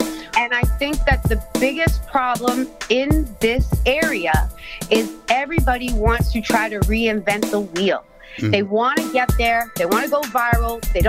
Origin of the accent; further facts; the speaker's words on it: Biloxi, Mississippi, United States; moved away as an adult; now in Brockton, United States; I was going from Biloxi, Mississippi up here to Brockton for a year.